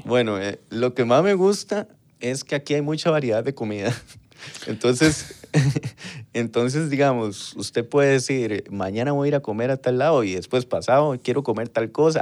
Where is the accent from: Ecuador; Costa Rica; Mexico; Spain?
Costa Rica; San Isidro de El General, San José; Soy de Pérez, de Pérez Celedón, nací en año 1991, en, ahí en el centro de Pérez Celedón